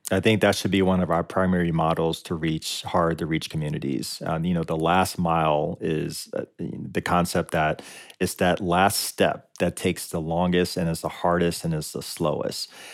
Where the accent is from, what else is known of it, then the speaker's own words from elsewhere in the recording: Lynchburg, Virginia, United States; I grew up in Lynchburg, Virginia